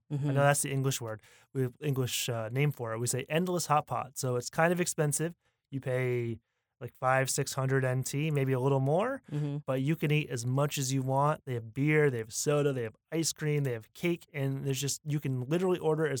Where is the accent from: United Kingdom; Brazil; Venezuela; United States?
United States; Northern United States; It's very different from the barbecue that I grew up with because I'm from the Northern United States.